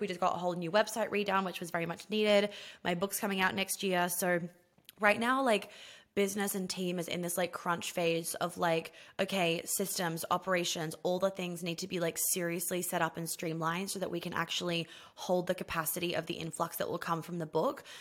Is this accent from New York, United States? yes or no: yes; New York City, New York, United States; moved away as an adult; I grew up in New York City